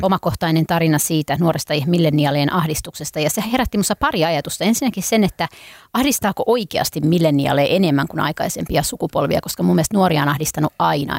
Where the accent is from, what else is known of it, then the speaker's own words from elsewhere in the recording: Helsinki, Uusimaa, Finland; Mä oon kotoisin täältä